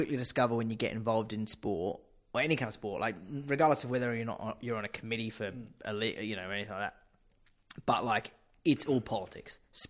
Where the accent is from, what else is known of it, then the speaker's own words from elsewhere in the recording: England, United Kingdom; now in Australia; despite being British and English...